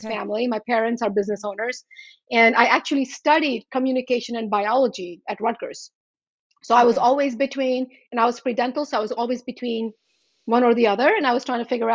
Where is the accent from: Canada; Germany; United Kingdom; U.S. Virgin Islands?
U.S. Virgin Islands; Charlotte Amalie; moved away as an adult; also born or lived in India; now in Washington, United States; I grew up in the Virgin Islands